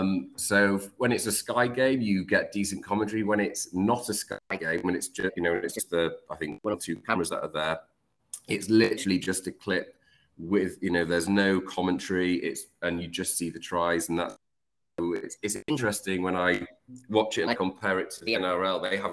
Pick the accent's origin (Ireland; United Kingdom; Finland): United Kingdom; London; moved away as an adult; also born or lived in Leeds; now in Panama; I was born in London, moved up to Leeds, 4 years old. Then I moved down to London, and after, let's say, 10 years of living in London, I've always wanted opportunity.